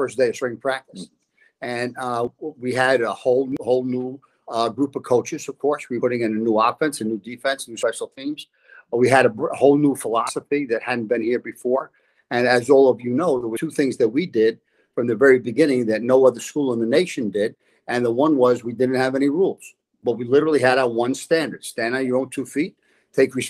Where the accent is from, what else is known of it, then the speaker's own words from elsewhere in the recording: New York City, New York, United States; moved away; we grew up in a gang area, the Dyckman Street section of Manhattan